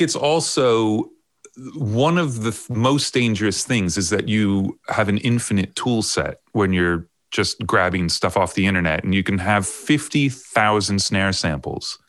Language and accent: English; Long Island, New York, United States; moved away as an adult; also born or lived in Ohio / Miami / London; now in United Kingdom; i grew up on long island i was born in ohio then we moved to new york when i was um, i don't know 11 is that right? No, nine, something like that. So I grew up on Long Island uh, all the way through high school